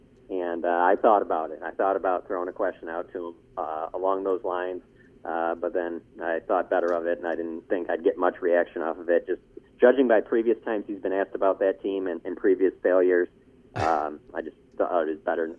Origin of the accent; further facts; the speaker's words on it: Detroit, Michigan, United States; moved away; I'm originally from Detroit